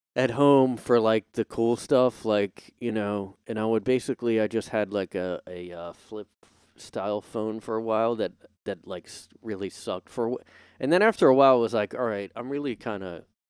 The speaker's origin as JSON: {"language": "English", "country": "United States", "said": "I'm an American"}